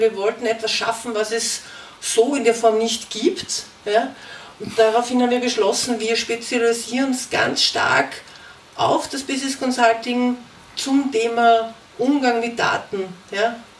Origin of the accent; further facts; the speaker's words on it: Vienna, Austria; also born or lived in Germany; aus Wien